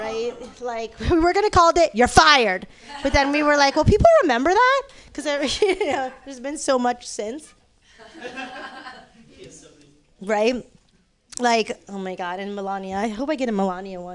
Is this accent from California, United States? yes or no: yes; Los Angeles, California, United States; now in San Francisco, United States; I'm from LA. All right, I'm originally from the West Hood, you know, like where UCLA is